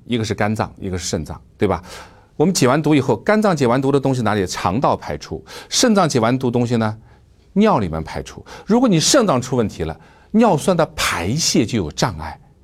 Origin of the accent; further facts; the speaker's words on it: China; 我们中国人一个习惯啊